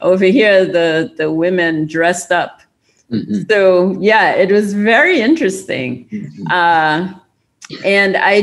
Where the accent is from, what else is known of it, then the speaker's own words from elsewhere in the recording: Trinidad & Tobago; moved away as an adult; also born or lived in California / Maryland; now in United States; I am from Trinidad and Tobago in the Caribbean